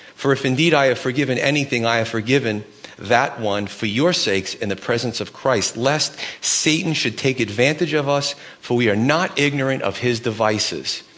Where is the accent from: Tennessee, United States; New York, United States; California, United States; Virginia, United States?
New York, United States; New York City; moved away; I grew up in Brooklyn, so it starts to come out every once in a while.